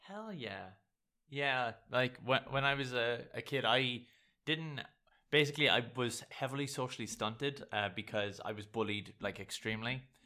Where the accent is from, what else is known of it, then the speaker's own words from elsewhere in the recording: Ireland; I'm Irish